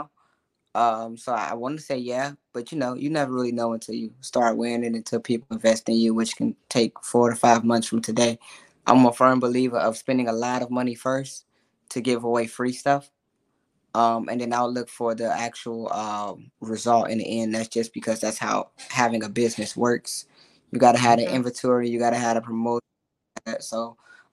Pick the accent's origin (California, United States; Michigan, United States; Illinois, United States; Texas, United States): Illinois, United States; Chicago; I'm originally from Chicago. I'm a hood baby.